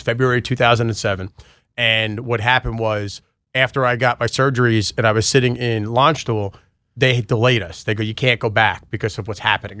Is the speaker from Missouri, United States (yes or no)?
no; New York, United States; moved away; I grew up in New York too